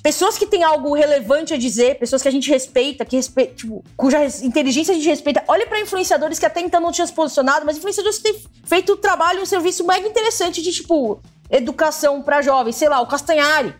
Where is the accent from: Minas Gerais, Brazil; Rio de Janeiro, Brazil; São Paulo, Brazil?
São Paulo, Brazil; ABC Paulista; eu que sou da ABC